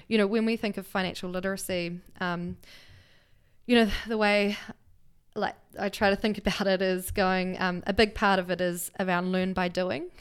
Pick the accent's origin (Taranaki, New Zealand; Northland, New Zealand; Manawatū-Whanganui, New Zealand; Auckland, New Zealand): Manawatū-Whanganui, New Zealand; Levin; now in Wellington, New Zealand; born and raised in Leuven, which is a small town, um, north of Wellington.